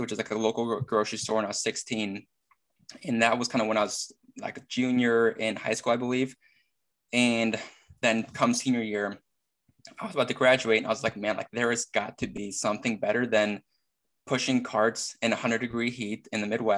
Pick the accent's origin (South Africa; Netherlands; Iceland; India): Iceland; now in St. Louis, United States; I am from Iceland, far, far away.